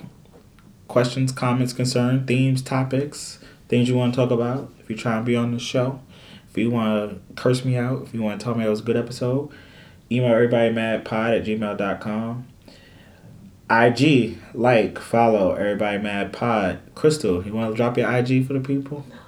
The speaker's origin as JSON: {"language": "English", "town": "New York City", "region": "New York", "country": "United States", "said": "As a New Yorker"}